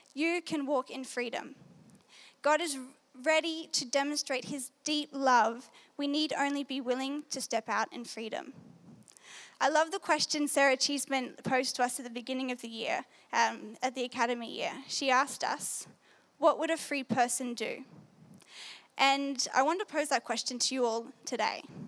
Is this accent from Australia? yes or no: yes; New South Wales, Australia; So, yes, I'm from New South Wales. Last year, um, I was in year 12 at a Christian school in Maitland.